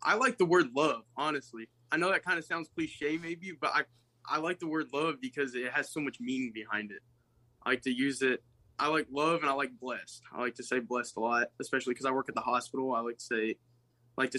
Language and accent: English; Bowling Green, Kentucky, United States; born or raised there